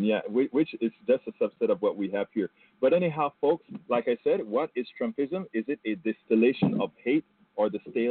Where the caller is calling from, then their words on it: Marble Falls, Texas, United States; I'm calling here from Texas. We have the beautiful, I think it's Lake Johnson here in Marble Falls.